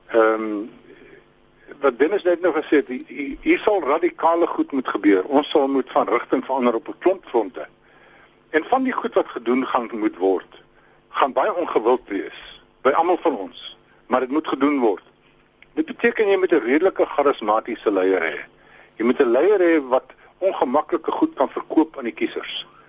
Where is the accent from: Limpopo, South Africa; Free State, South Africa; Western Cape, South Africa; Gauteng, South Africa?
Free State, South Africa; my tuisprovinsie waar ek gebore is in die Vrystaat